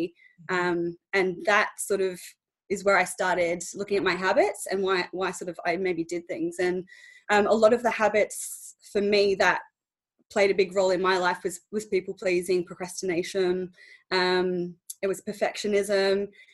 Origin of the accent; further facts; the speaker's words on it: Australia; moved away as an adult; now in England, United Kingdom; So basically 2 and a bit years ago I moved over to England from Australia.